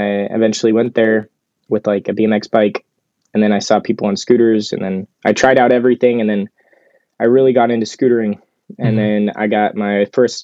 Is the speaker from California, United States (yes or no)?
yes; Sacramento, California, United States; born or raised there; also born or lived in Germany